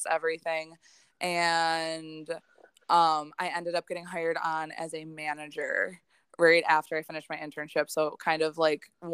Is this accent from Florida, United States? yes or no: no; Hamburg, New York, United States; also born or lived in Slippery Rock, Pennsylvania; I am born and raised in Buffalo, in Hamburg specifically, which is right outside of Buffalo